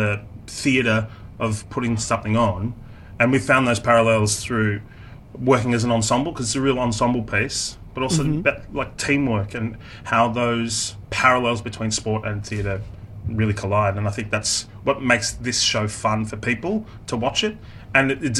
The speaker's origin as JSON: {"language": "English", "town": "Melbourne", "region": "Victoria", "country": "Australia", "tie": "born or raised there", "said": "I grew up in Melbourne in the northern suburbs"}